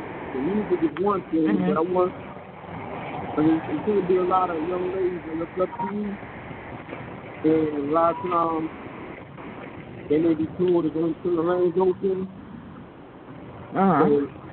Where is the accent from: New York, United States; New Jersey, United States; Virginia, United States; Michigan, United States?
New York, United States; New York City; moved away; I'm from Brooklyn